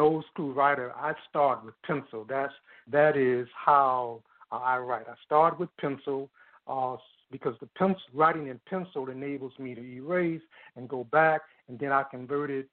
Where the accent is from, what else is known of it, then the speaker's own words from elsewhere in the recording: Chicago, Illinois, United States; I was born in a basement apartment in Bronzeville, 519 East 44th Street